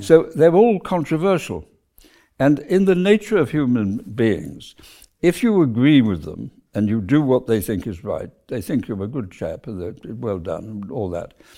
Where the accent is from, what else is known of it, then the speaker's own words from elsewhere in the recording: South Wales, United Kingdom; moved away; I came from South Wales, where we were a relatively prosperous middle class family